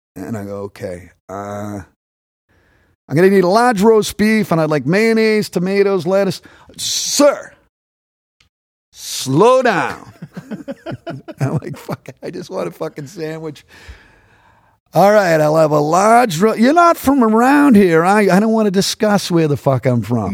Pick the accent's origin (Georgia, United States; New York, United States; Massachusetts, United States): Massachusetts, United States; Boston; accent: Boston; growing up in Boston sounded like Top Cat